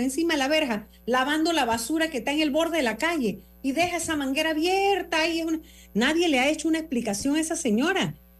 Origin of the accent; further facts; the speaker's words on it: Panama; somos los panameños